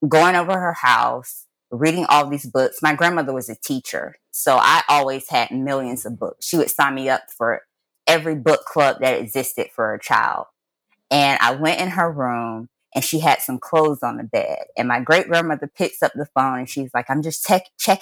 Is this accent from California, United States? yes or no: no; Jacksonville, Florida, United States; I was born and raised in Jacksonville, Florida